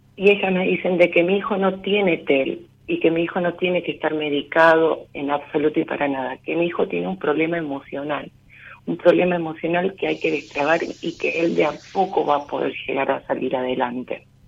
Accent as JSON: {"language": "Spanish", "town": "Rosario", "region": "Santa Fe", "country": "Argentina", "said": "soy de Rosario"}